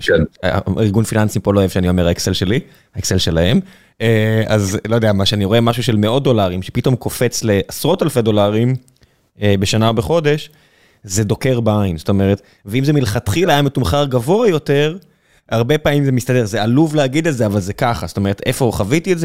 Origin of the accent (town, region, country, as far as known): Israel